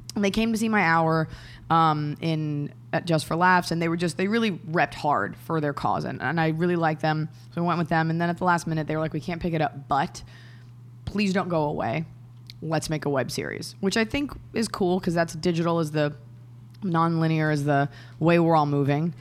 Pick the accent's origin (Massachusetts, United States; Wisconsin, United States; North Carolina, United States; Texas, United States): Texas, United States; Dallas; I'm from Dallas, Texas